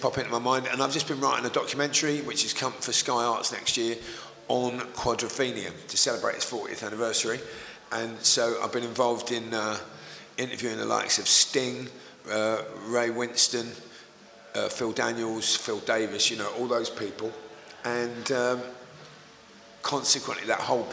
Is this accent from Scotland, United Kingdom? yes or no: no; Woodford, London, United Kingdom; also born or lived in Leytonstone; I was born in Woodford. I was actually born in Leytonstone, but I spent my early life in Woodford.